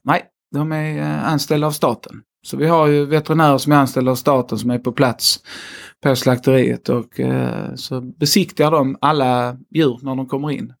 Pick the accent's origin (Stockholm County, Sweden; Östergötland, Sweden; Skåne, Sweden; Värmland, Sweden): Skåne, Sweden; accent: Scanian; 37 år och skåning, som jag nog inte kan förneka i min dialekt. Också tvåbarnsfar och eh, bor mitt i Skåne.